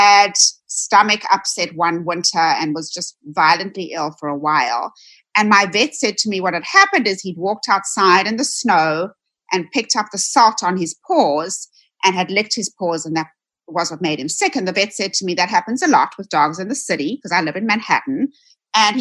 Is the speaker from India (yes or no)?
no; South Africa; now in United States; I am originally from South Africa. You'll probably hear a bit of an accent. I moved to the United States in 1996